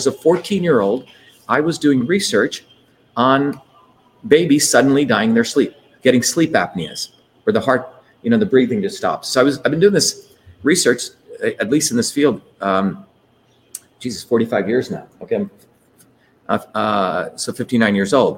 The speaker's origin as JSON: {"language": "English", "region": "New Jersey", "country": "United States", "tie": "born or raised there", "also_born_or_lived": "Bombay, India", "said": "I grew up in New Jersey where there were everyday working people"}